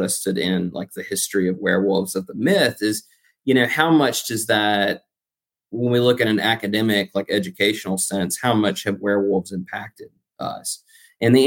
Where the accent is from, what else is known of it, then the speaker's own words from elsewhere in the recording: United States; I'm American.